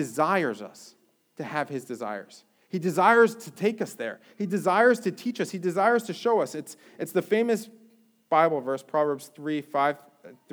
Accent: Jersey Shore, New Jersey, United States; moved away as an adult; now in Florida, United States; I grew up on the Jersey Shore

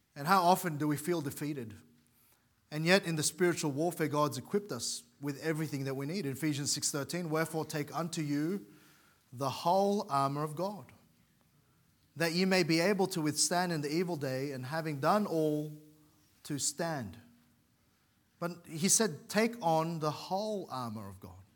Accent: New South Wales, Australia; moved away as an adult; now in Queensland, Australia; I'm from New South Wales.

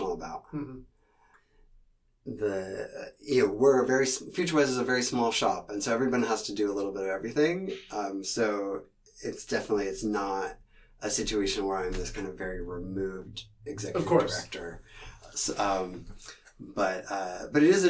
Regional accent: Seattle, Washington, United States; I grew up in Seattle in the 80s

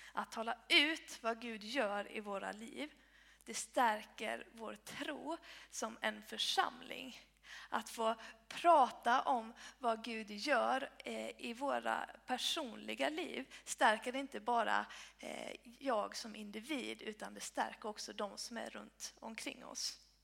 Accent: Blekinge, Sweden; moved away as an adult; also born or lived in Uppsala; now in Helsingborg, Sweden; jag är uppvuxen i Bekinge

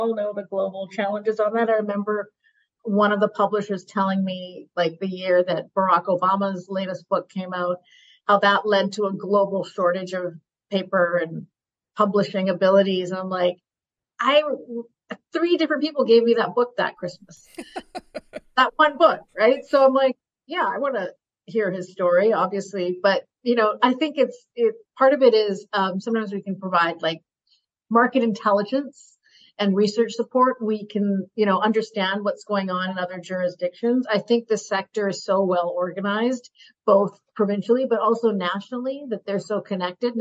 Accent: Burnaby, British Columbia, Canada; now in Vancouver, Canada; I grew up in Burnaby

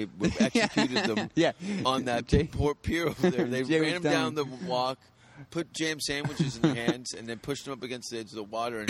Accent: Hamilton, Ontario, Canada; I'm from Hamilton

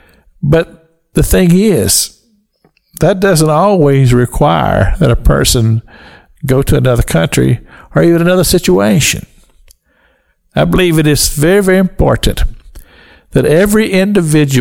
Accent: United States; I'm a citizen of the United States of America, that I'm an American.

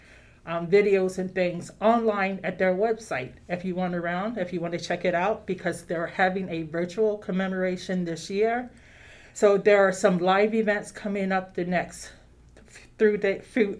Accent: Maryland, United States; now in Clinton County, New York, United States; I'm originally from Maryland.

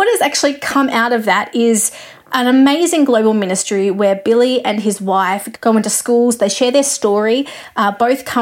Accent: Australia; I'm an Australian music journalist

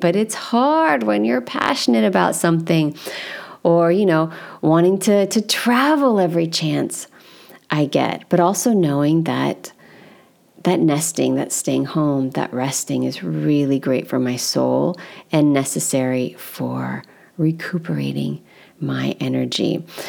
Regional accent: United States; as an American

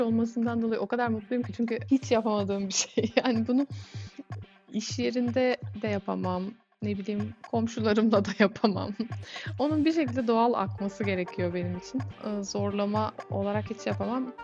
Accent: Gazipaşa, Antalya, Turkey; now in Germany; Gazi Paşalıyım demiyorum da şey, Antalyalıyım diyorum.

